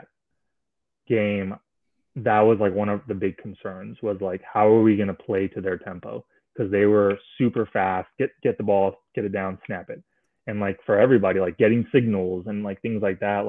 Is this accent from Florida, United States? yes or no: yes; Miami, Florida, United States; I'm from Miami